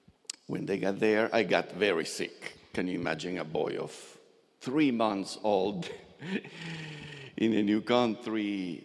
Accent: Argentina; born there; Well, although my parents were Russian and Ukrainian, I was born in Argentina.

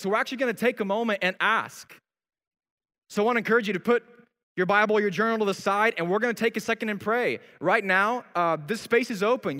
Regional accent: Colorado Springs, Colorado, United States; I remember growing up in Colorado Springs

